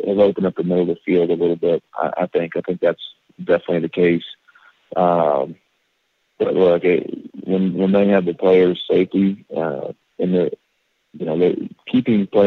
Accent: Gilbert, Arizona, United States; when I was growing up in Gilbert, Arizona

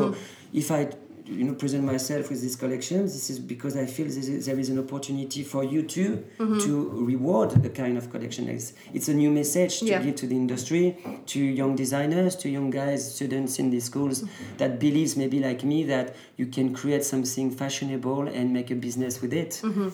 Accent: Normandy, France; I was born and raised in Normandy

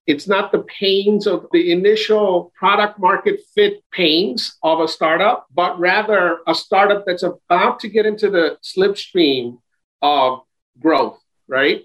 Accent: New York City, New York, United States; also born or lived in Brooklyn, New York; I grew up in Queens, in Jackson Heights and Elmhurst

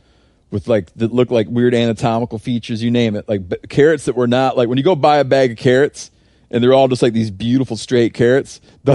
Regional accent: Michigan, United States; Like when I grew up in Michigan for deer

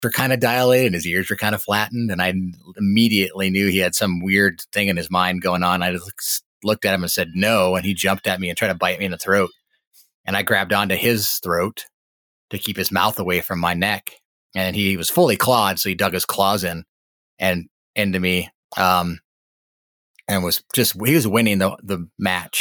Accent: Montana, United States; I grew up in Montana, was born and raised here.

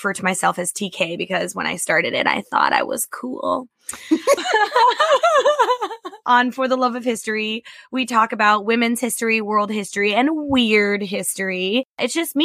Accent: Kansas, United States; now in Japan; I was born in Kansas.

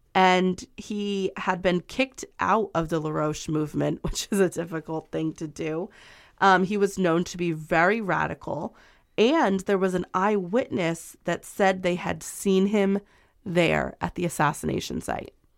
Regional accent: United States; I'm American

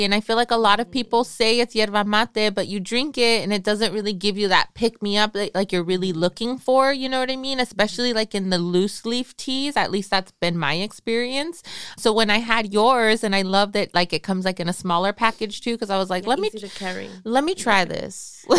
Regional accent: Michoacán, Mexico; I'm from Michoacan.

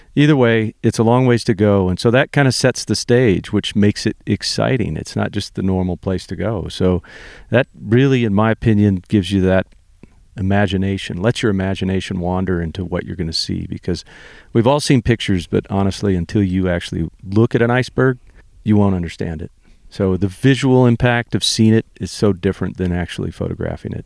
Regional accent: Santa Barbara, California, United States; I'm from Santa Barbara, California, was born and raised there

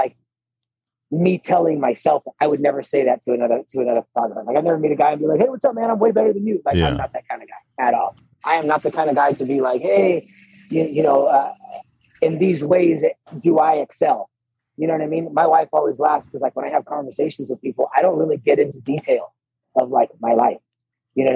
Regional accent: Ohio, United States; moved away as an adult; also born or lived in California / North Carolina; growing up in Ohio, it's not really the woods, but, you know, it's flat land

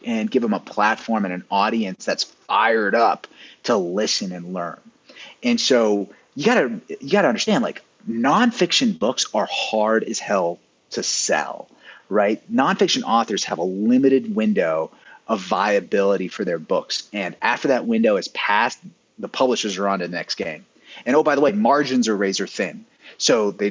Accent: the South, Appalachia, United States; moved away as an adult; also born or lived in Silicon Valley; I'm from the South, I'm from, you know, Appalachia.

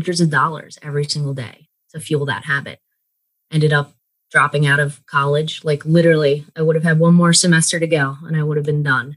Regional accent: Bucks County, Pennsylvania, United States; now in York, United States; I am from Bucks County. So that's where I was born and raised. Don't live there now. I live in York, Pennsylvania, but that's where I was raised

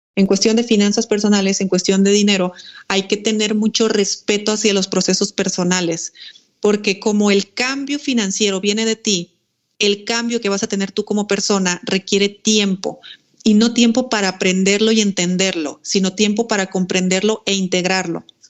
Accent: Mexico; moved away as an adult; also born or lived in Spain; yo soy mexicana.

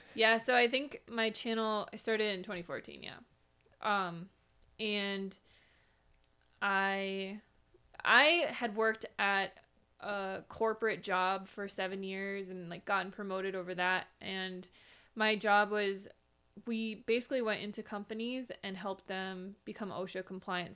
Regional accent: Minnesota, United States; now in Arizona, United States; I grew up in Minnesota in a cold climate

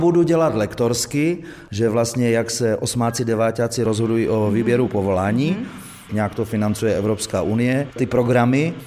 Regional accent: northern Bohemia, Czechia; moved away as an adult; now in Bohumín, Czech Republic; v severních Čechách, odkud pocházím

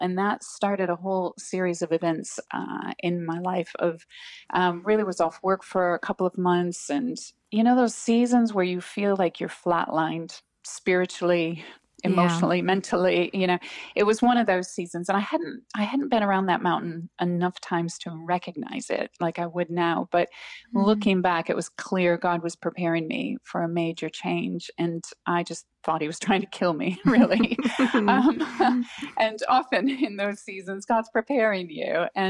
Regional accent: United States; accent: American; hello, and people ask where I was from in America. And I'm finding that now more people are asking if I'm Canadian, which is interesting. So It must have a bit of like a softer American accent, maybe?

